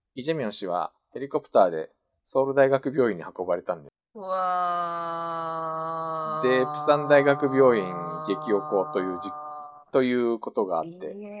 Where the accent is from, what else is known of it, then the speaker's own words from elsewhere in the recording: Japan; moved away as an adult; also born or lived in South Korea; 日本生まれ、えー、おととし9月まで韓国に住んでおりました日本人